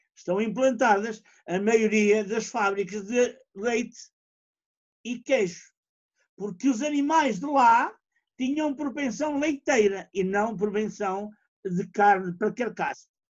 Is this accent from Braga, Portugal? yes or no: yes; Fafe, Braga, Portugal; sou de Faf